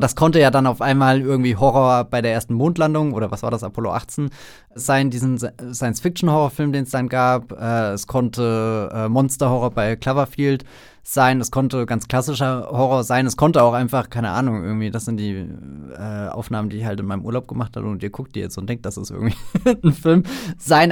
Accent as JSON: {"language": "German", "country": "Germany"}